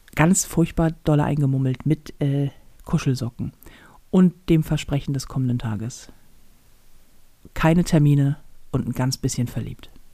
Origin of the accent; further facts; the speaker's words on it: Hamburg, Germany; als Hamburger